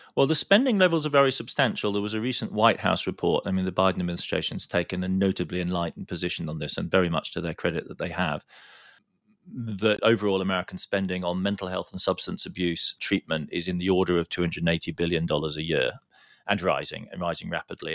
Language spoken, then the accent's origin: English; Heidelberg, Baden-Württemberg, Germany; in my hometown in Germany, in Heidelberg